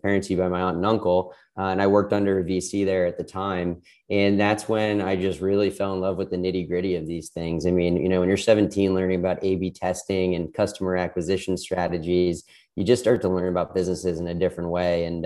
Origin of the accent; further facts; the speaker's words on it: outside of Boston, Massachusetts, United States; moved away as an adult; also born or lived in Miami; I was born and raised outside of Boston